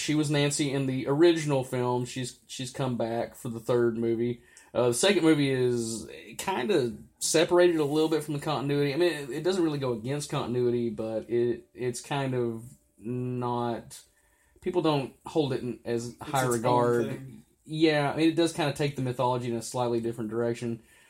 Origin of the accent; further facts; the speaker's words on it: Mexico; I don't know how street cred works. I'm from Mexico.